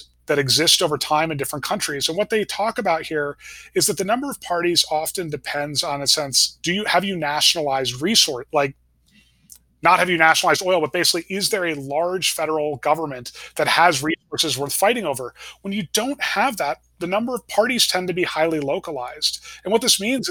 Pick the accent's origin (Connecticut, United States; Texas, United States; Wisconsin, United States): Connecticut, United States; I grew up in Connecticut at a time there was still sort of a thing like a New England Republican.